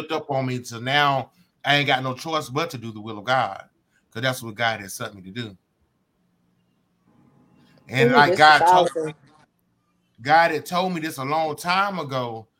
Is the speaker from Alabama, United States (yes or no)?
yes; Montgomery, Alabama, United States; I'm from Montgomery, Alabama.